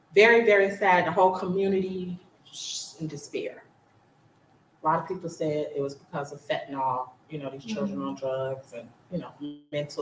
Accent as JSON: {"language": "English", "region": "Florida", "country": "United States", "moved": "yes", "said": "I'm from Florida"}